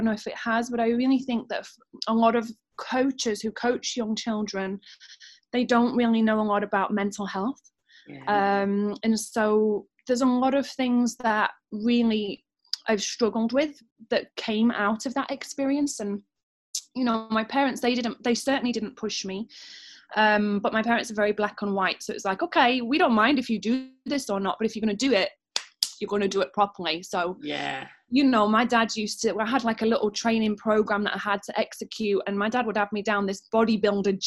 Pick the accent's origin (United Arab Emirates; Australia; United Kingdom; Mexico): United Kingdom; Doncaster, Yorkshire and the Humber; I'm from Doncaster